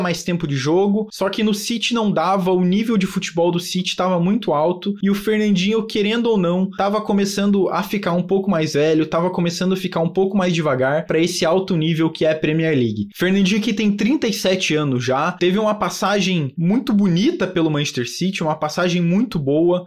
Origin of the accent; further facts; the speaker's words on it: Curitiba, Paraná, Brazil; eu sou daqui de Curitiba